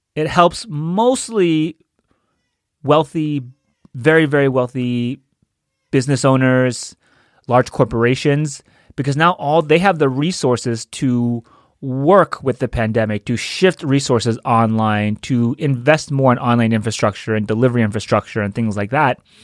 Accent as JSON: {"language": "English", "region": "New York", "country": "United States", "moved": "yes", "said": "I'm from New York. I have a lot of family there."}